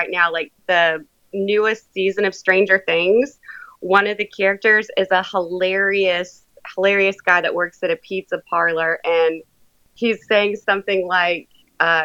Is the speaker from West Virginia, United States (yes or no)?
yes; Bluefield, West Virginia, United States; moved away as an adult; now in Huntington, United States; I'm actually from Bluefield, West Virginia. I came up here to attend Marshall University